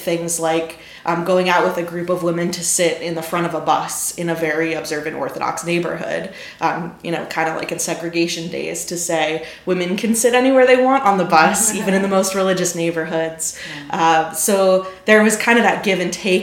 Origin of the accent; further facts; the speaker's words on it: Westchester County, New York, United States; moved away as an adult; now in Jacksonville, United States; I grew up in the suburbs of New York in Westchester County, so in the Northeast